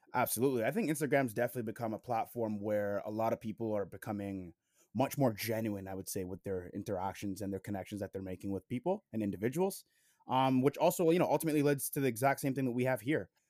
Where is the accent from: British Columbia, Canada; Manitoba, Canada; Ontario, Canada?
Ontario, Canada; Toronto; I'm from Toronto, Canada, like Jake